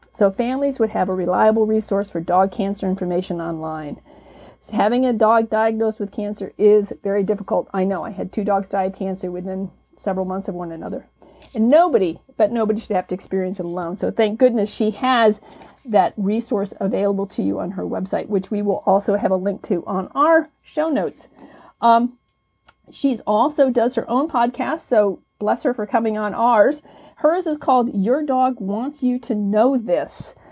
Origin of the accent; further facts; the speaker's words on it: Michigan, United States; I'm from Michigan.